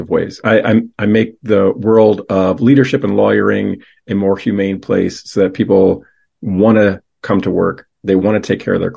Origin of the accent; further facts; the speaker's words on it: York, Pennsylvania, United States; I was born and raised in York, Pennsylvania, home of the peppermint patty